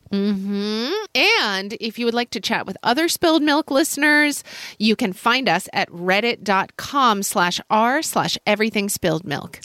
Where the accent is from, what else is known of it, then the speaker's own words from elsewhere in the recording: United States; as an American